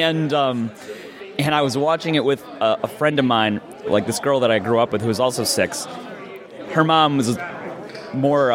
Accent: Scranton, Pennsylvania, United States; Scranton, Pennsylvania

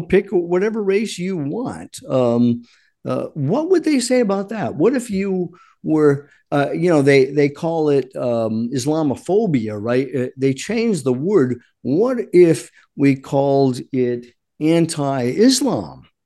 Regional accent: Rhode Island, United States; moved away; I grew up in Rhode Island

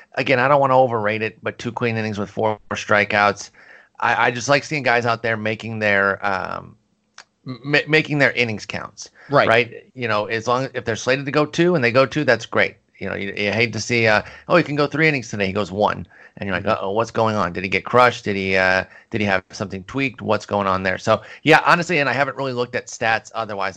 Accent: Michigan, United States; I grew up in Michigan

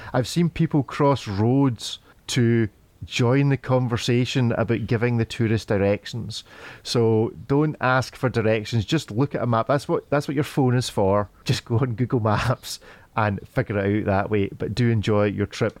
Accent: Scotland, United Kingdom; I'm a Scotsman

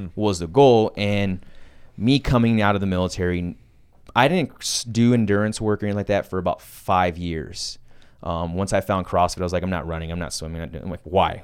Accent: San Antonio, Texas, United States; growing up in San Antonio, Texas

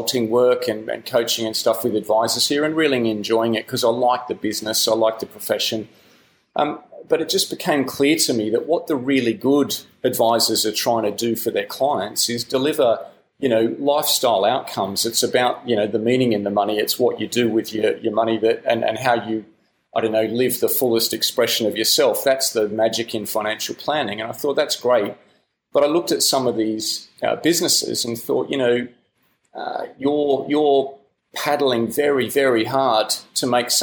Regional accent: Australia; accent: Australian; moved away as an adult; now in United Kingdom; I'm an Australian, you might hear that in the accent, but I moved to the UK about 12 years ago

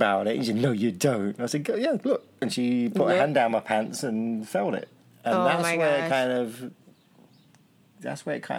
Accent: England, United Kingdom; I'm English.

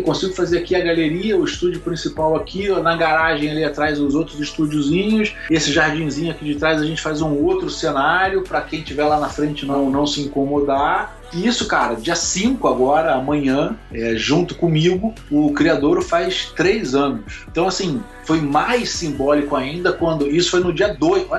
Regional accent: Rio de Janeiro, Brazil; eu morei no Leblon, né, nasci no Leblon a vida inteira, é um, é um, bairro nobre do Rio, mas que eu jogava bola na rua

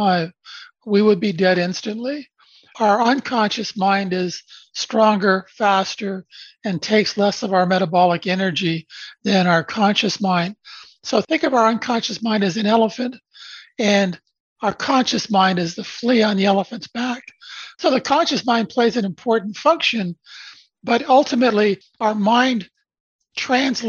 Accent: Brantford, Ontario, Canada; now in Mississauga, Canada; I grew up about an hour from here in a very small rural town called Brantford, Ontario, home of the telephone.

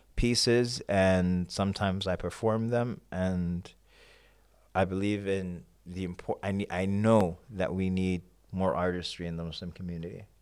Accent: New York, United States; moved away as an adult; also born or lived in Sudan / Kenya; now in Houston, United States; I grew up in New York. That's home. But I moved to Houston a couple of years back.

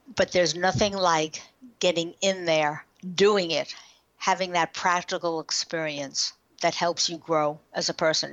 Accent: New York, United States; We're from New York.

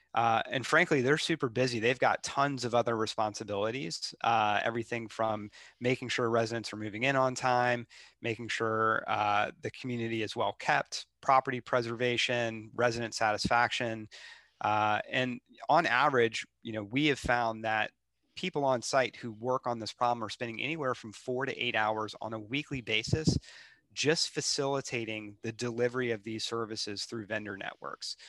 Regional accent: Charlotte, North Carolina, United States; moved away as an adult; also born or lived in Seattle; I grew up in Charlotte, uh, which I know is kind of a rare thing uh, for Charlotte.

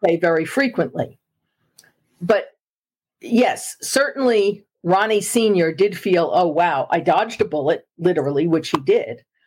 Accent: New York City, New York, United States; I am a native New Yorker and I am from Long Island. And I grew up in Queens, New York, which is part of Long Island

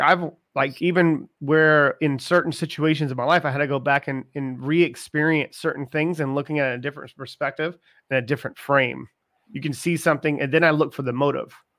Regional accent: Charleston, South Carolina, United States; I'm from Charleston, South Carolina, and it doesn't get cold often in Charleston

